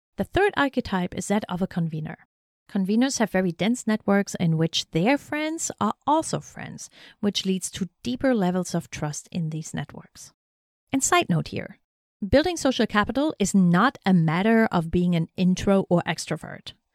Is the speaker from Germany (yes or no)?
yes; East Germany, Germany; also born or lived in North Carolina; now in Shenandoah Valley, United States; where I grew up in East Germany